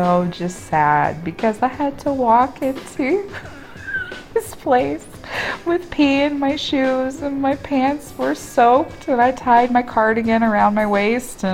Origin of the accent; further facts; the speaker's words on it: Midwest, United States; As a Midwesterner